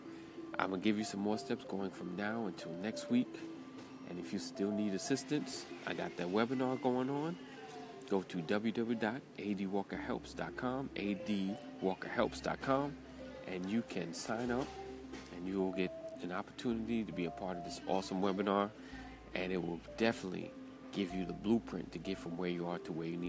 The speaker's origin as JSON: {"language": "English", "region": "New York", "country": "United States", "accent": "New York", "said": "my New York accent"}